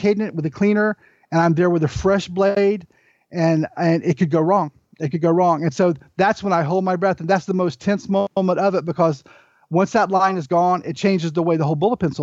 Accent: the South, United States; I'm from the South

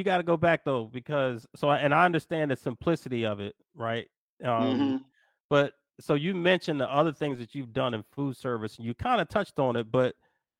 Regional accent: Philadelphia, Pennsylvania, United States; I'm from Philly.

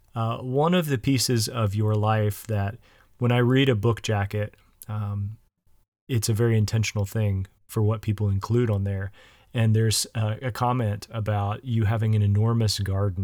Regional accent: West Virginia, United States; now in Illinois, United States; I grew up in the South. I grew up in West Virginia.

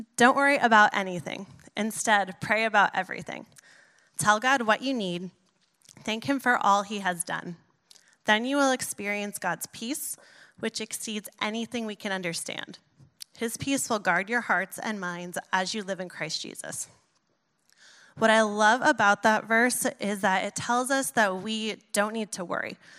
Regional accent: New York, United States; I'm a New Yorker

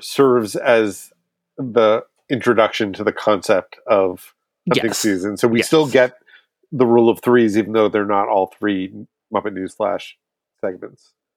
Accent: Boston, Massachusetts, United States; I'm from Boston

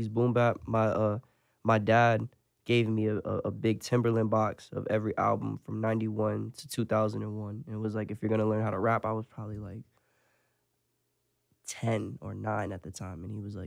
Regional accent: Lake Park, Florida, United States; also born or lived in Port St. Lucie, Florida; I'm from Lake Park. I was jumping from here to there, from Lake Park to 45th.

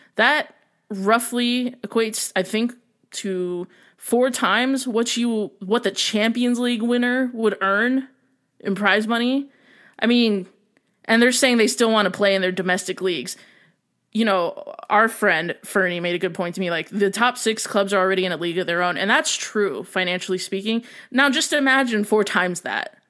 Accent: United States; being an American

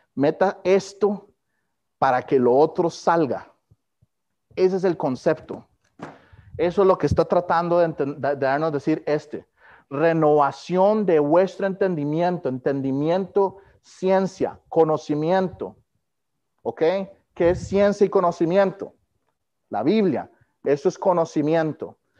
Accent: Costa Rica; moved away as an adult; now in Kansas City, United States; yo no he soltado Costa Rica

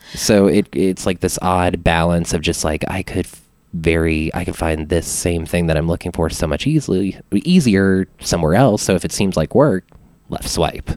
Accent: Alexandria, Louisiana, United States; now in Austin, United States; my hometown was like was around 30000-ish people whenever i was living there

